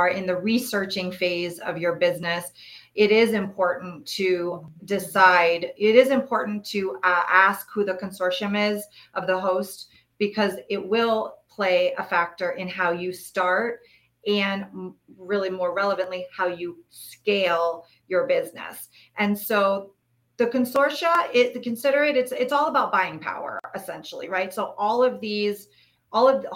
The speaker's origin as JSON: {"language": "English", "town": "Toronto", "region": "Ontario", "country": "Canada", "moved": "yes", "said": "I'm actually originally from Toronto, so I am Canadian."}